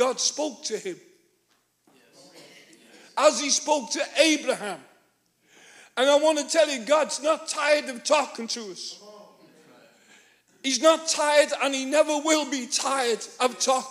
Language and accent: English; Liverpool, North West England, United Kingdom; Born and bred in Liverpool